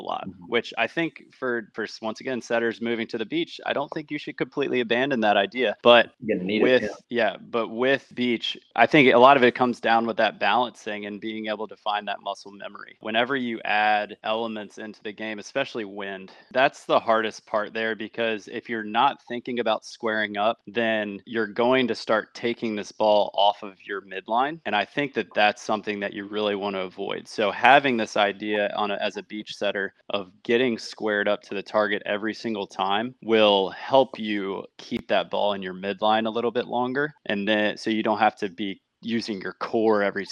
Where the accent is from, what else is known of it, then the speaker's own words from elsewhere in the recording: Chester, Virginia, United States; I'm from Chester, Virginia